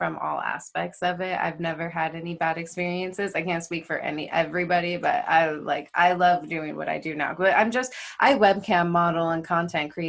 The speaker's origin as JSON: {"language": "English", "region": "California", "country": "United States", "moved": "as an adult", "lives_now": "Las Vegas, United States", "said": "I'm from California, but I've lived in Vegas"}